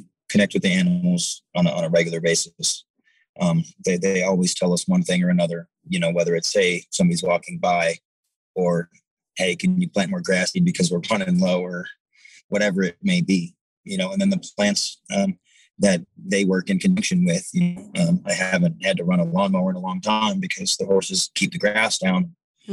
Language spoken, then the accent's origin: English; Detroit, Michigan, United States; I grew up in Detroit, Michigan, and we had a beautiful wooded area just down the block from my house